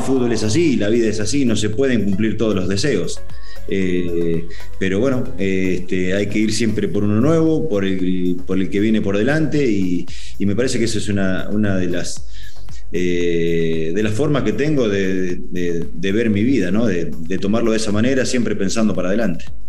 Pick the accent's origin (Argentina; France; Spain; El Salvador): Argentina; moved away as an adult; now in Mexico; estar en algunas convocatorias de la selección argentina